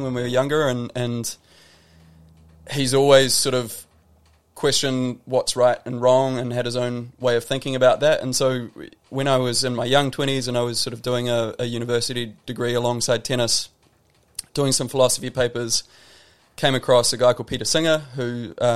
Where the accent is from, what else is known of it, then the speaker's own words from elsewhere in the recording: Wairarapa, Wellington, New Zealand; I grew up in New Zealand